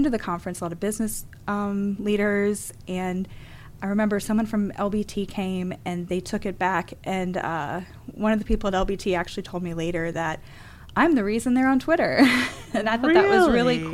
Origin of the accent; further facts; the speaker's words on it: Jackson, Mississippi, United States; also born or lived in Newark, Delaware / Tallahassee, Florida; moved here to Mississippi when I was 12. So even though I wasn't born here, I'm a Mississippian